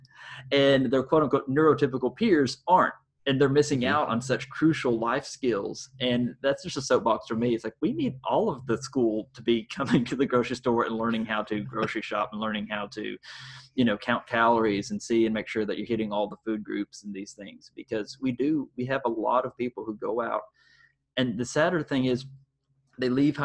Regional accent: the South, United States; growing up in the South

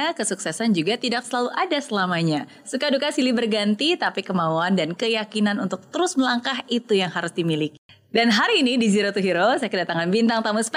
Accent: Yogyakarta, Special Region of Yogyakarta, Indonesia; moved away; tinggal di Jogja, aku lahir di Jogja, tapi pas dirasa Jogja pada waktu itu kayaknya kurang kondusif uh, situasinya

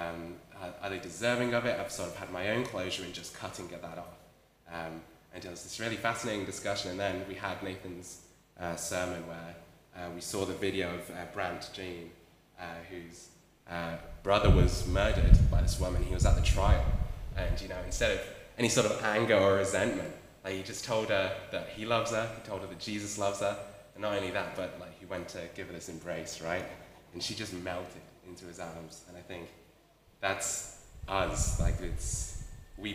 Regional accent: Wales, United Kingdom; moved away as an adult; now in Australia; I'm from Wales, back in the UK. I've been in Australia for 2.5 years now

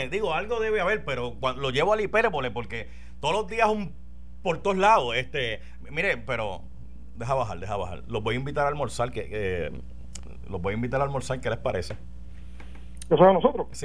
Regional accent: Arecibo, Puerto Rico; De Arecibo.

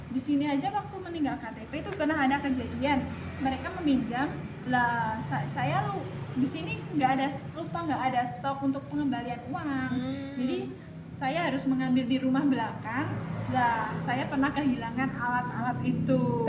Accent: Java, Indonesia; accent: medok; saya orang Jawa

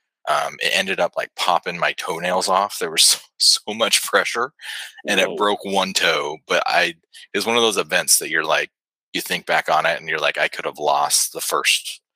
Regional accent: Northern Nevada, United States; now in Huntsville, United States; I grew up in Northern Nevada

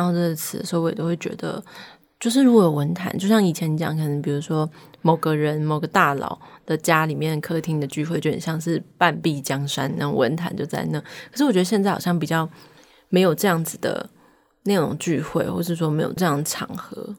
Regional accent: Taichung, Taiwan; 我的家乡在台中，我们家乡人有时候讲台语的时候，外地人会说，哦，你们讲台语有一种愧靠

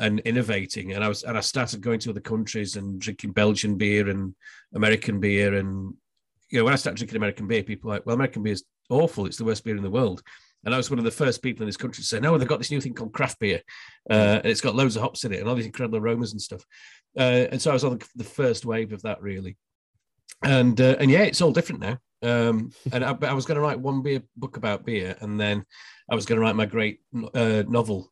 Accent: Barnsley, Yorkshire and the Humber, United Kingdom; moved away as an adult; now in London, United Kingdom; I grew up in Barnsley

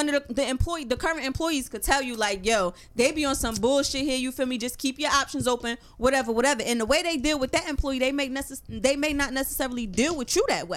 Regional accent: Fayetteville, United States; moved away; from Fayetteville.

